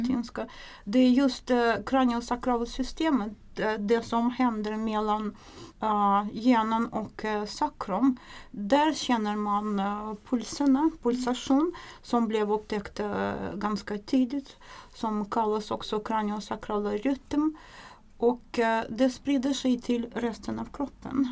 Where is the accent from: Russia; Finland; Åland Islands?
Russia; Swedish is a second language; moved away as an adult; now in Sweden; Jag kommer från, ursprungligen från Ryssland. Jag kom till Sverige 1993